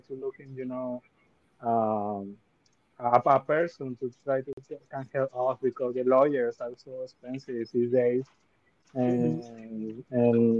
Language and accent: English; Venezuela; English is a second language; moved away as an adult; now in United States; I born in Venezuela and I came to US